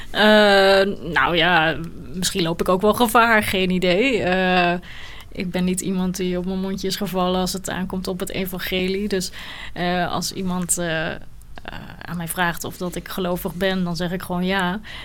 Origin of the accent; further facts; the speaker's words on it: Netherlands; also born or lived in Sri Lanka; ik ben al bijna mijn hele leven hier in Nederland. Ik was eh, als baby